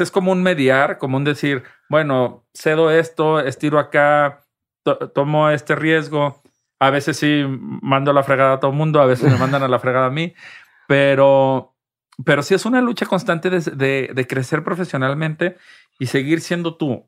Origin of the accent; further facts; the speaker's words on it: Guadalajara, Jalisco, Mexico; moved away as an adult; also born or lived in Mexico City / Madrid, Spain; now in Spain; yo soy de Guadalajara, yo en la Ciudad de México soy un foráneo